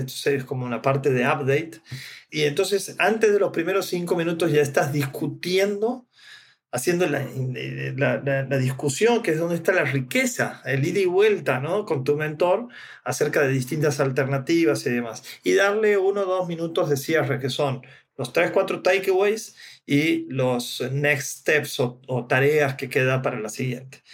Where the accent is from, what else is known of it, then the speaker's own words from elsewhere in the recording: Santiago del Estero, Argentina; Santiago del Estero, mi ciudad natal